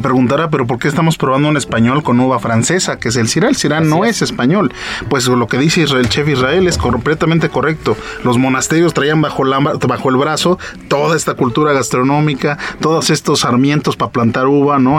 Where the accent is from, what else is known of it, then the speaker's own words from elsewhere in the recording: Mexico; yo soy mexicano, soy export manager eh, de esta bodega y, soy mexicano